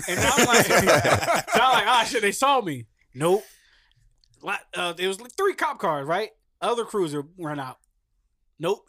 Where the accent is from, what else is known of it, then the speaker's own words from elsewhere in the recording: Camden, New Jersey, United States; I'm from Camden